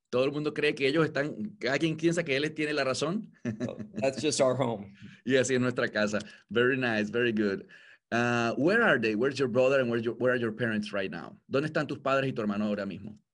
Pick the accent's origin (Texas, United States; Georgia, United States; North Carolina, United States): Georgia, United States; Atlanta; born there; also born or lived in Los Angeles; Yes, I, I was born in Atlanta, Georgia. My father worked for the government.